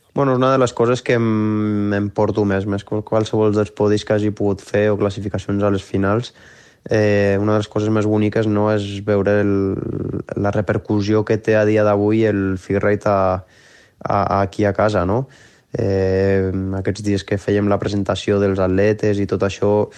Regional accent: Les, Catalonia, Spain; also born or lived in Vielha; ara estic vivint a Viella, però el meu poble de sempre on està tota la meva família és l'Es, que és a, al fons de la Vall d'Aran

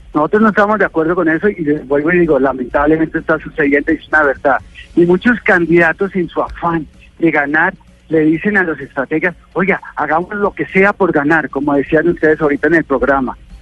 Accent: Bogotá, Colombia; yo soy de Bogotá

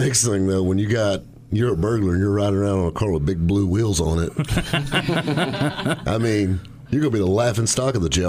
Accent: the South, United States; Because we're from the South.

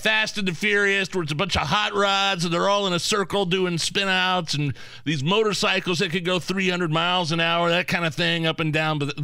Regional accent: Lizton, Indiana, United States; I grew up in Lisdon all my life. I'm a redneck.

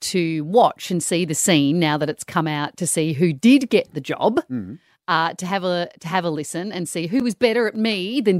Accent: Perth, Western Australia, Australia; go to Perth, my hometown.

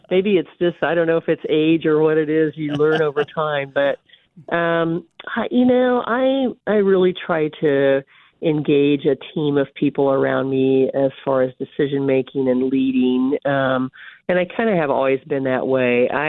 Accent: North Platte, Nebraska, United States; moved away as an adult; also born or lived in Concordia, Kansas; now in Kansas, United States; I grew up in North Platte, Nebraska

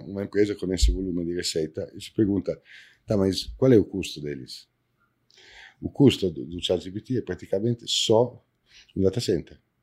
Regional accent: Italy; Portuguese is a second language; now in Brazil; eu sou italiano

